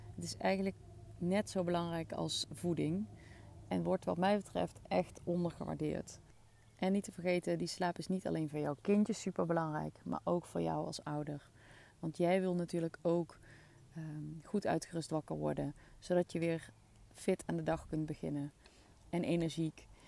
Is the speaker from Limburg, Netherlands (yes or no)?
yes; Maasbree, Limburg, Netherlands; accent: soft G; Venlo dialect; moved away; Ik kom oorspronkelijk uit Limburg, uit een dorpje in de buurt van Venlo, Maasbree. En ik spreek dus echt dialect